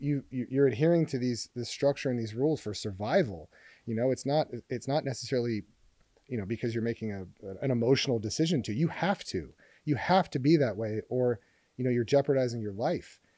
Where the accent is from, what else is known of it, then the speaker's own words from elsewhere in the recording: Hermosa Beach, California, United States; I was walking home from Hermosa Valley School, I think I was six or seven